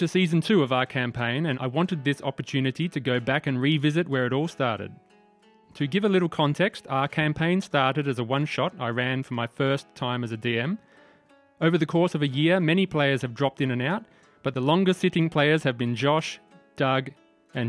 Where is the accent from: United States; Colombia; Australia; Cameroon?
Australia; Perth, Western Australia; We are all from Perth, Western Australia